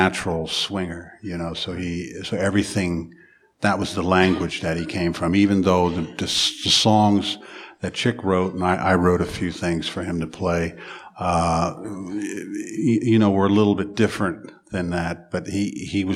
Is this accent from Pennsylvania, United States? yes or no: yes; Philadelphia, Pennsylvania, United States; I was born in Philadelphia. They tell me 1951. And I really grew up in a real interesting family